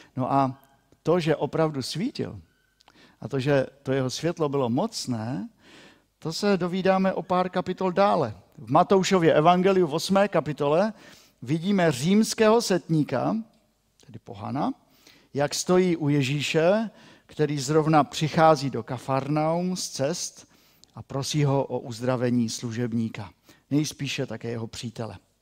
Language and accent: Czech; Moravian-Silesian Region, Czechia; pro nás, Šlunzokův